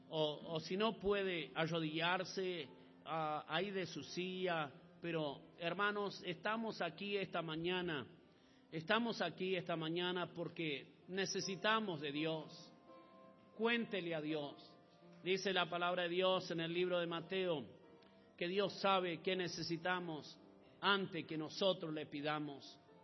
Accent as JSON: {"language": "Spanish", "country": "Argentina", "tie": "born or raised there", "said": "yo soy hijo de chileno también, ah, pero no nacido en Chile, ah, nací en Argentina"}